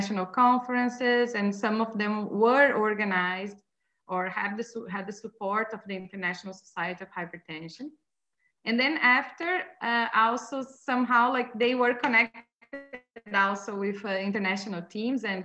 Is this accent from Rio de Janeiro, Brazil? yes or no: no; Santa Maria, Rio Grande do Sul, Brazil; English is a second language; moved away as an adult; also born or lived in Oxford, United Kingdom; now in Montreal, Canada; in my hometown, Santa Maria